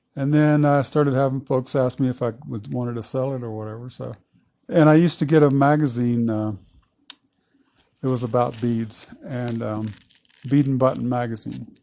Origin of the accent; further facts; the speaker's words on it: Southeast Texas, United States; moved away as an adult; now in Lake City, United States; I'm from Southeast Texas. Mm-hmm. I uh, was born and raised down there on the family farm in the Big Thicket